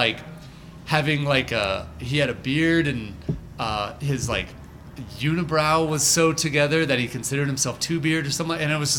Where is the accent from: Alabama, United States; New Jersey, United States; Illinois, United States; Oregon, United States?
Alabama, United States; Birmingham; also born or lived in Atlanta, Georgia; now in Denver, United States; I was originally born in Birmingham, Alabama.